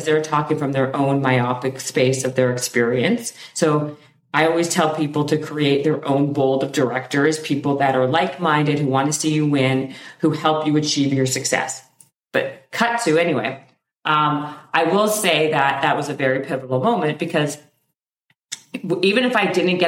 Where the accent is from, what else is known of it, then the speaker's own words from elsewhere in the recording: Winnipeg, Manitoba, Canada; I'm from Winnipeg in Canada